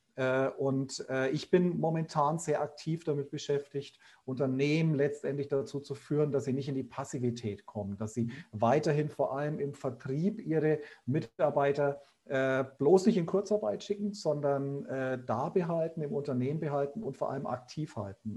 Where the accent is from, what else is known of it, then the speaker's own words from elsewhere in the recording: Bayreuth, Bavaria, Germany; accent: Upper Franconian; ich bin waschechter Oberfranke, also komme aus Bayreuth, wie man hört